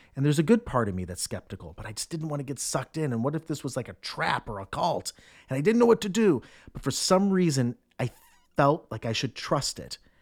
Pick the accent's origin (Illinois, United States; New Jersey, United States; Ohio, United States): Ohio, United States; Cleveland; moved away; also born or lived in New York City; I'm from Cleveland